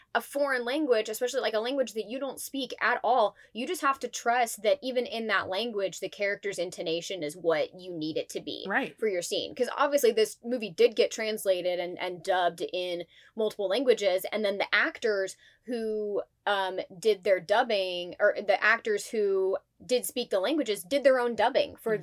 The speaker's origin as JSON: {"language": "English", "region": "Midwest", "country": "United States", "said": "We're also from the Midwest"}